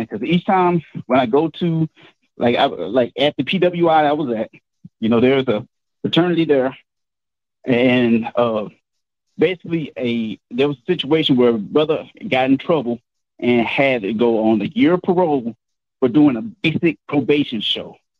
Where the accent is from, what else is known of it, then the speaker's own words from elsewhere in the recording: Houston, Texas, United States; I'm from Texas, where George Floyd is at, uh, from Houston area